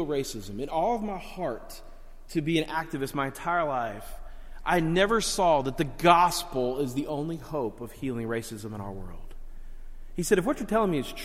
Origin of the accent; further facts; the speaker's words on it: Miami, Florida, United States; I grew up down in Miami and South Florida, a very rough area of town